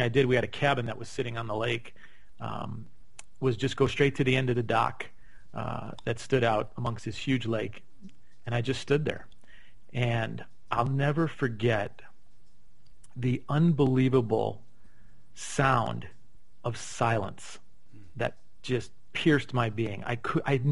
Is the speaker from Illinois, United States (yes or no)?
yes; Chicago, Illinois, United States; moved away as an adult; now in Scottsdale, United States; I grew up in Chicago.